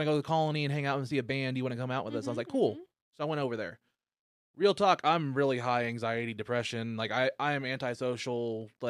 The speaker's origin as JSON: {"language": "English", "town": "Tulsa", "region": "Oklahoma", "country": "United States", "said": "I'm from the Tulsa area."}